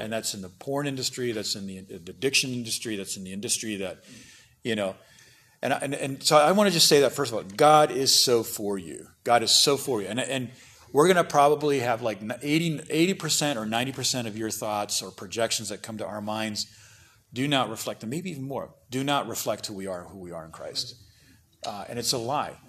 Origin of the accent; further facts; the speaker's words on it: United States; I'm an American pastor